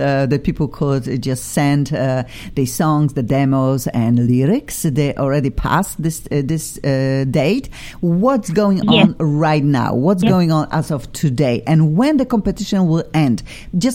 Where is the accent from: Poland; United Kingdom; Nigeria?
Poland; English is a second language; now in Los Angeles, United States; I am from Poland.